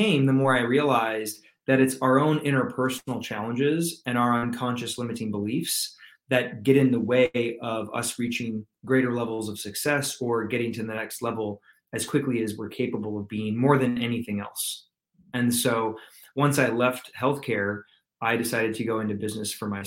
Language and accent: English; Michigan, United States; also born or lived in California; now in Atlanta, United States; I'm originally from Michigan, believe it or not, but I reside in Atlanta, Georgia these days